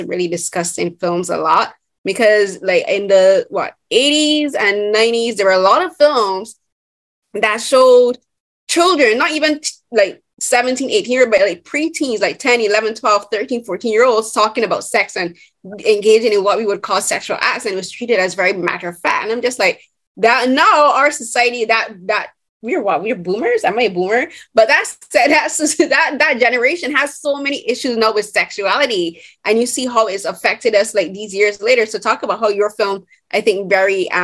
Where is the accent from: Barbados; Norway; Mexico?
Barbados; moved away; I'm originally from Barbados